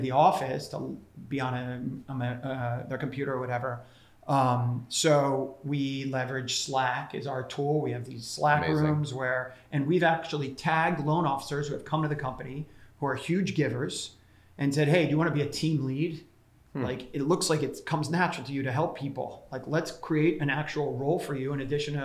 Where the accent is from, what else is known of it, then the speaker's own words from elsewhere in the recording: Tampa, Florida, United States; moved away as an adult; also born or lived in Ithaca, New York / Los Angeles; now in New York City, United States; I grew up in Florida. So I was like a Florida boy up in the Ithaca winters for 4 years.